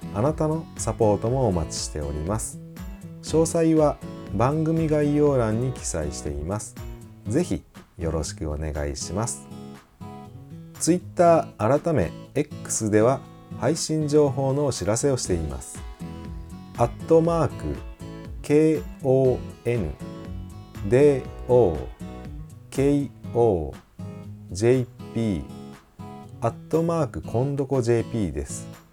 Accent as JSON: {"language": "Japanese", "region": "Kagawa", "country": "Japan", "tie": "born or raised there", "moved": "yes", "said": "香川県生まれの…"}